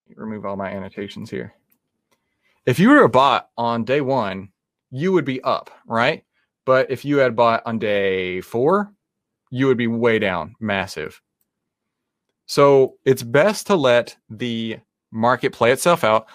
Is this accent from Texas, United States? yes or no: yes; Texas, United States; I am from Texas. That's how we actually speak in real life